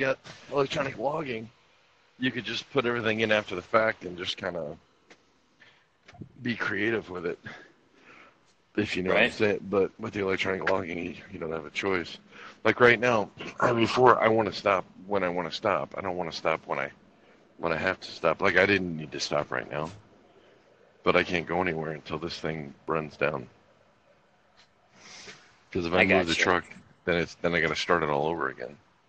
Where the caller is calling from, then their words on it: Stroud, Oklahoma, United States; It's beautiful. I'm calling you from Stroud, Oklahoma.